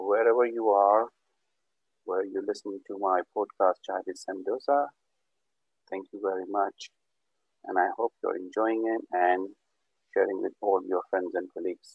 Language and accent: English; Birmingham, West Midlands, United Kingdom; I'm from Birmingham, UK.